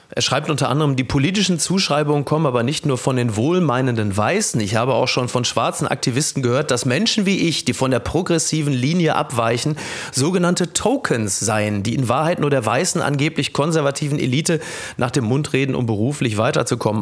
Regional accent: Castrop-Rauxel, North Rhine-Westphalia, Germany; Ich komme aus dem tiefsten Ruhrgebiet. Ich komme aus Kastrop-Rauxel.

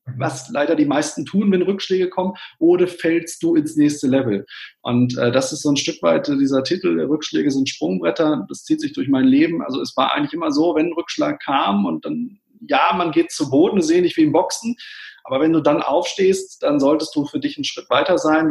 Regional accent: Witten, North Rhine-Westphalia, Germany; ich bin Kind des Ruhrgebiets, ich bin in Witten geboren, das liegt genau zwischen Bochum und Dortmund

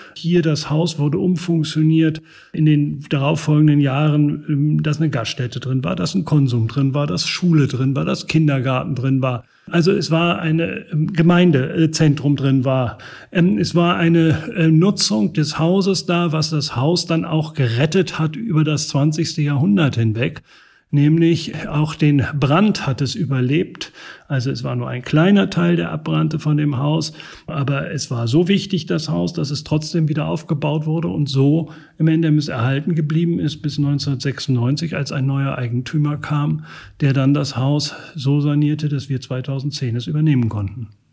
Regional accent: Northern Germany, Germany; also born or lived in Regensburg; now in Lübeck, Germany; ich bin Norddeutscher durch und durch

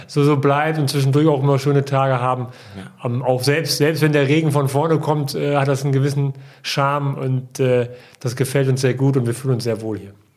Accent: Osnabrück, Lower Saxony, Germany; ich bin in Osnabrück geboren und äh, bin da auch aufgewachsen.

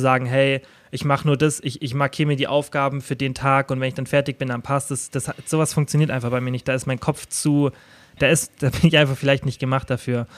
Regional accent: Kempten, Bavaria, Germany; bei mir zum Beispiel in meiner Heimatstadt Kempten mit den 70.000 Einwohnern

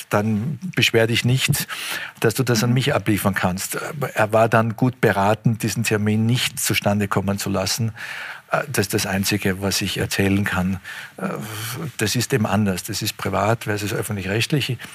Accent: Austria; Das ist mein Heimatland.

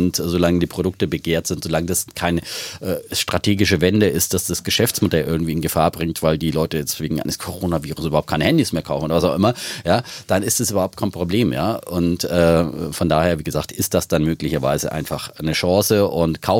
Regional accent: East Germany, Germany; bin ich ein Ossi.

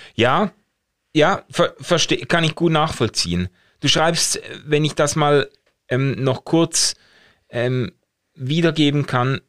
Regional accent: Basel, Basel-Stadt, Switzerland; ich komme ja aus Basel

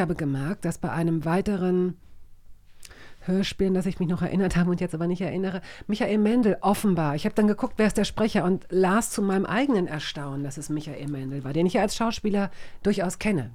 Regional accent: Hanover, Lower Saxony, Germany; accent: clear High German; Ich komme aus Hannover, da spricht man ziemlich klares Hochdeutsch

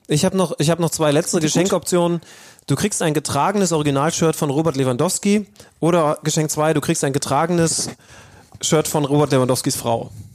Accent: Wolfsburg area, Lower Saxony, Germany; now in Hamburg, Germany; morgen reise ich in meine Heimat Richtung Wolfsburg

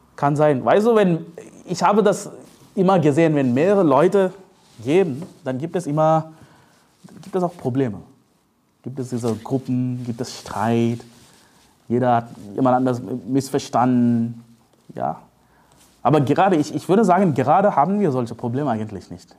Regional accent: India; German is a second language; moved away as an adult; also born or lived in Leipzig, Germany; now in Germany; ich komme aus Indien

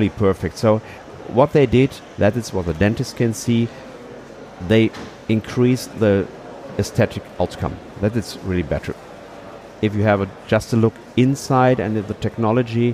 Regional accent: Cologne, North Rhine-Westphalia, Germany; English is a second language; since 20 years in Cologne, so it's my hometown where we are right now

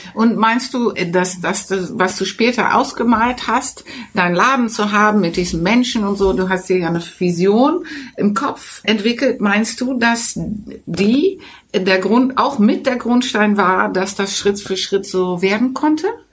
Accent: Netherlands; German is a second language; now in Germany; fühlte ich mich auch sehr abgewiesen ja, als Holländer

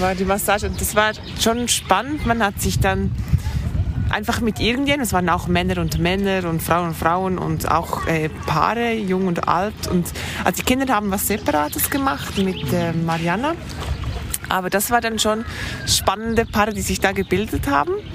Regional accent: Thun, Bern, Switzerland; ich komme aus der Schweiz, ich wohne in Thun. Ich bin hier auf, auch aufgewachsen

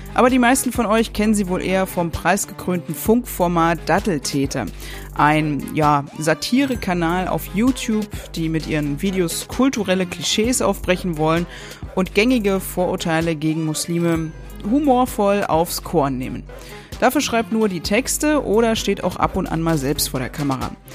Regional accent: Berlin, Germany; wir Berliner

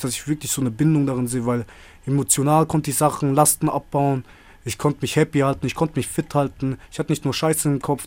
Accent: Freiburg, Baden-Württemberg, Germany; moved away as an adult; eigentlich aus Freiburg, Bruder. Gebürtiger Freiburger.

